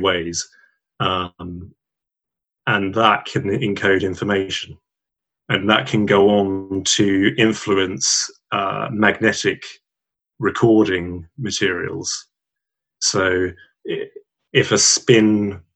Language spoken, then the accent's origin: English; Southall, London, United Kingdom; born or raised there; also born or lived in Hammersmith / Northolt / Cambridge